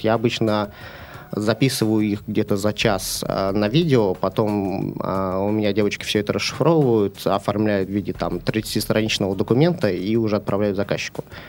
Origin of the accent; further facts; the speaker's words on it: near Moscow, Moscow Oblast, Russia; now in Saint Petersburg, Russia; Я родился в Питере, но поскольку у меня отец был космонавт, программист, нас отправили под Москву жить